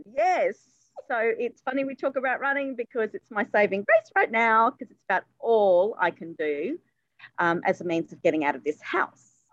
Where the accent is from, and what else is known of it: Sydney, New South Wales, Australia; born or raised there; also born or lived in England